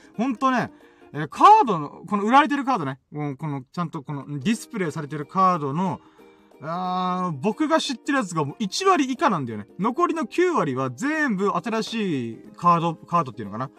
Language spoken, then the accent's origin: Japanese; Okinawa, Japan; まあ僕、うちなんち沖縄出身だし、沖縄住んでっから